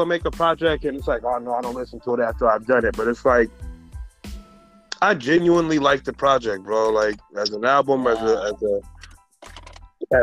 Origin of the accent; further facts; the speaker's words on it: Oxnard, California, United States; also born or lived in Chicago, Illinois / Flint, Michigan; from 1990 to now, been a resident at 805.